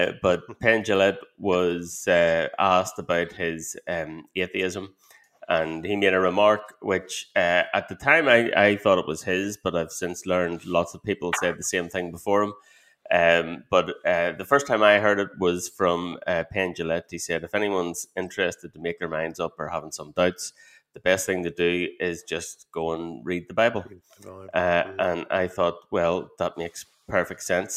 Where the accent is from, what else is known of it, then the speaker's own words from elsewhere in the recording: Ireland; I was raised a Catholic in Ireland